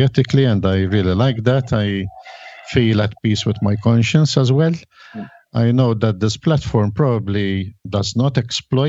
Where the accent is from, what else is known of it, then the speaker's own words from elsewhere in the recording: Malta; I come from Malta